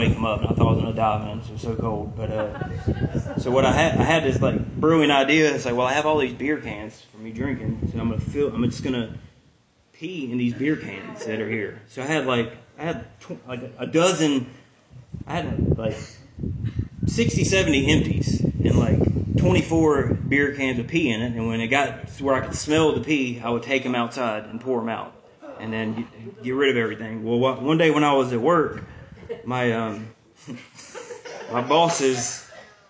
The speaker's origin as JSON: {"language": "English", "region": "the South", "country": "United States", "also_born_or_lived": "Vermont / Angier, North Carolina", "said": "I was from the South"}